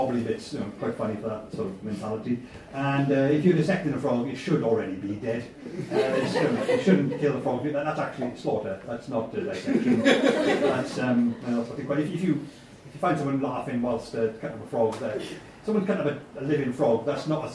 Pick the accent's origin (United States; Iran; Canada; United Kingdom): United Kingdom; Welsh, Wales; I am Welsh.